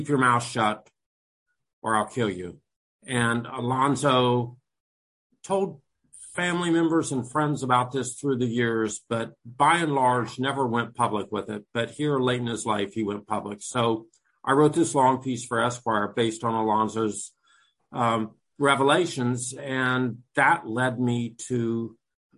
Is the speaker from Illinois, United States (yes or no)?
no; Atlanta, Georgia, United States; I grew up in Atlanta